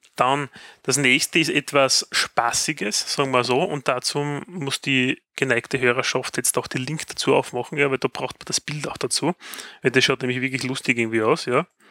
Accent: Styria, Austria; accent: Austrian; bei uns in der Steiermark

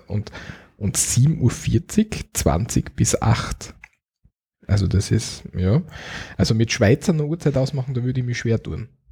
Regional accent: Austria; Wir in Österreich im Osten, Südosten, sagen wir Viertelelf.

